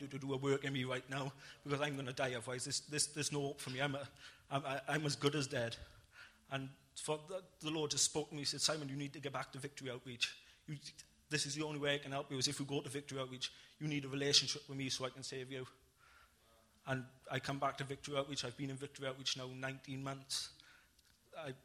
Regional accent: Ebbw Vale, Wales, United Kingdom; I went back to my hometown, to Ebbw Vale

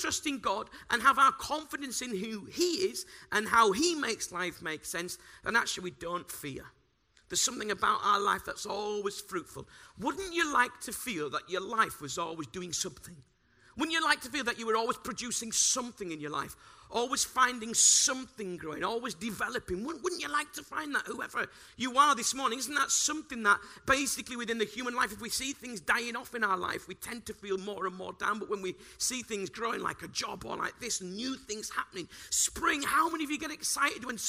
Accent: Bradford, Yorkshire and the Humber, United Kingdom; moved away; I'm from Bradford

